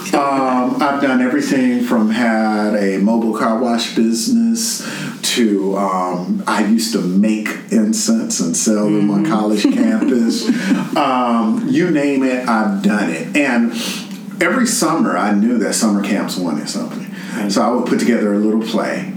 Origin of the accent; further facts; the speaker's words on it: New York City, New York, United States; moved away as an adult; now in Memphis, United States; I moved to Memphis in 2004. I'm originally from Fort Greene, Brooklyn